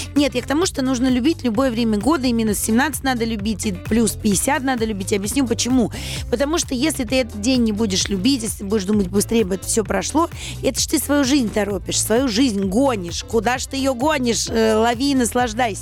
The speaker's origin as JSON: {"language": "Russian", "region": "Saint Petersburg", "country": "Russia", "tie": "born or raised there", "said": "я же вообще питерская, то есть мы-то там жили"}